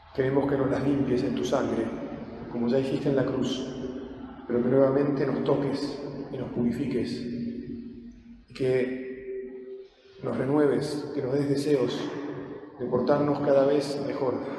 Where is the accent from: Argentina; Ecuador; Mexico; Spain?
Argentina; nosotros argentinos